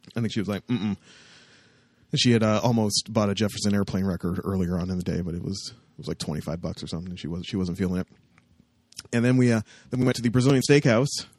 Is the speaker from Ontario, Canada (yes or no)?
yes; Windsor, Ontario, Canada; I was from Windsor and had friends down there